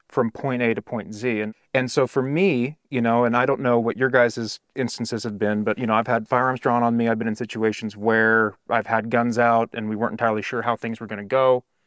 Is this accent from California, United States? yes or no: yes; California, United States; moved away as an adult; also born or lived in Arizona; I was from California